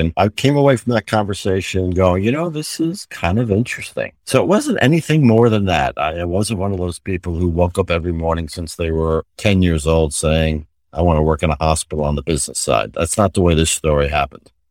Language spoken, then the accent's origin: English; New York City, New York, United States; moved away; also born or lived in Connecticut; my mother was a purchasing agent in the local hospital where I grew up in New York City